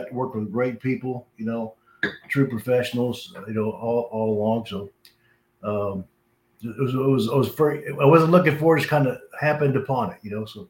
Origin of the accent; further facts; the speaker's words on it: San Diego, California, United States; born there; I was born in San Diego, Balboa Naval Hospital. My dad was in the Navy.